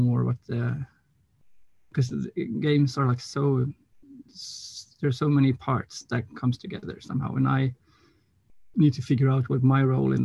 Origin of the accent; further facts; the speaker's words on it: Gothenburg, Västra Götaland, Sweden; I'm from Gothenburg, Swedish West Coast.